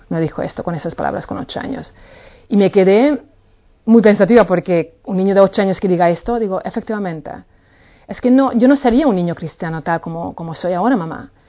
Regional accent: Palma de Mallorca, Balearic Islands, Spain; Nosotros somos de Palma de Mallorca y claro, ahí pues eh, hay muchísima gente en la calle, mucho sol, mucho turismo

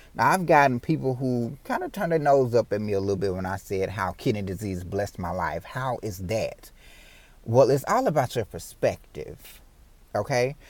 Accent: Memphis, Tennessee, United States; I was born and raised in Memphis, Tennessee

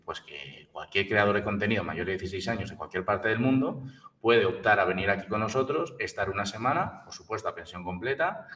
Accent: La Rioja, Spain; en nuestra tierra, en La Rioja y alrededores

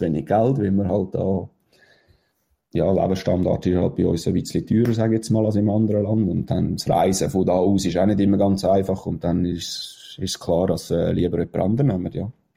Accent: Switzerland

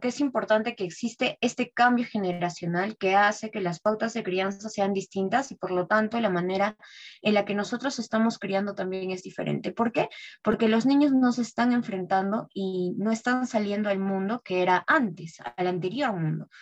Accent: Peru; soy peruana

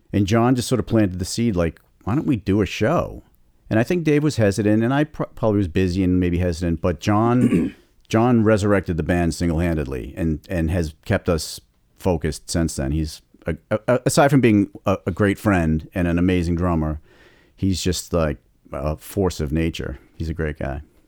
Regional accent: Boston, Massachusetts, United States; my hometown

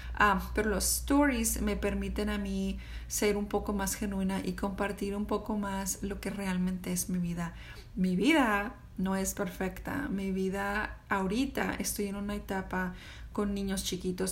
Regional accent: Mexico; now in United States; Soy una mamá mexicana que vive en Estados Unidos con un esposo americano

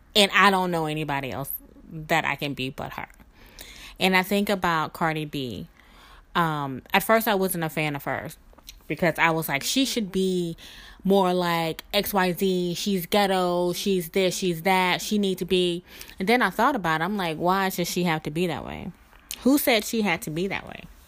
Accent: Mississippi, United States; accent: Southern; moved away as an adult; also born or lived in New Orleans, Louisiana; I am a Southern girl, born and raised in Mississippi

